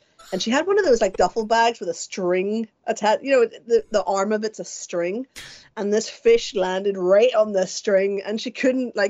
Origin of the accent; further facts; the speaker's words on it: Bangor, Northern Ireland, United Kingdom; accent: Northern Irish; moved away as an adult; now in London, United Kingdom; I'm from Bangor